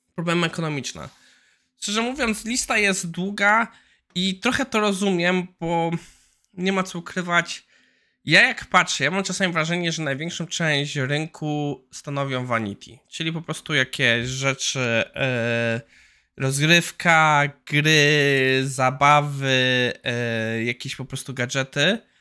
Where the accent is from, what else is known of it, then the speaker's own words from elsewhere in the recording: Poland; u nas w Warszawie, Krakowie i Wrocławiu